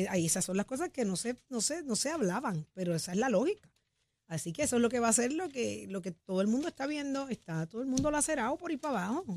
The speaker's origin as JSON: {"language": "Spanish", "country": "Puerto Rico", "said": "somos los puertorriqueños"}